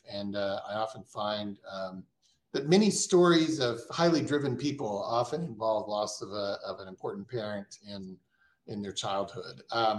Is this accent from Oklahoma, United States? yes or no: yes; Oklahoma City, Oklahoma, United States; also born or lived in Washington, D.C.; a member of the Osage Nation. And as an adult, I've tried to really connect with that. As a child growing up in Oklahoma City, and my Osage heritage came through my mother.